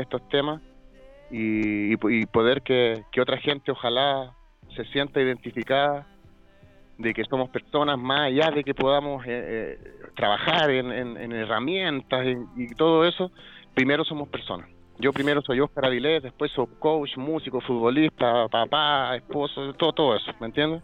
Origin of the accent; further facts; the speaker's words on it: Chile; Somos el país, el oasis, somos los jaguares de Latinoamérica